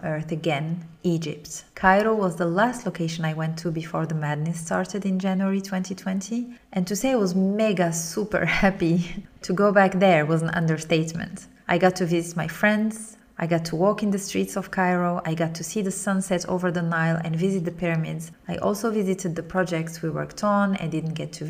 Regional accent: Morocco; moved away; reconnecting with my home country, Morocco

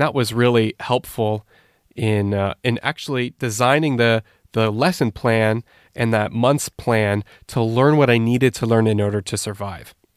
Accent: Canada; moved away as an adult; also born or lived in Turkey; now in Switzerland; I grew up in Canada. I'm not, uh, native to Switzerland, as you might tell from my accent.

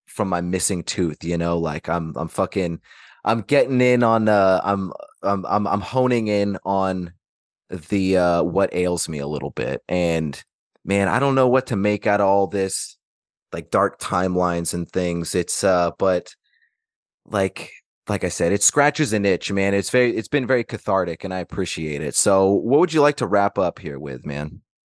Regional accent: Alaska, United States; growing up in Alaska

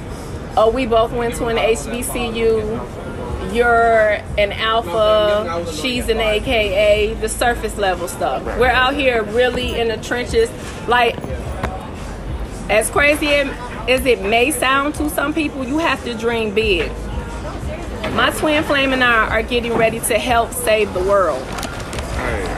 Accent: Detroit, Michigan, United States; also born or lived in Wilberforce, Ohio; now in New York, United States; I'm from Detroit, East Side, 7 Mile

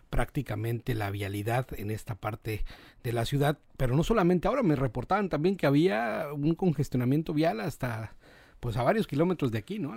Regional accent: Mexico; somos los mexicanos hijos del maíz porque desde hace miles de años lo consumimos como parte fundamental de nuestra dieta

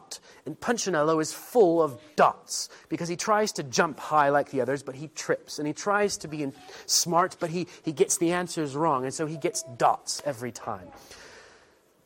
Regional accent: United States; moved away as an adult; now in England; I have some English heritage and a little bit of culture, but mostly I'm American and French and other stuff

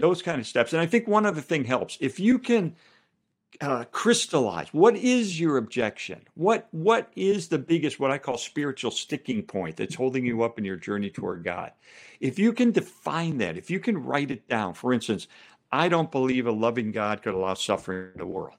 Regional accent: Chicago, Illinois, United States; I'm from Chicago

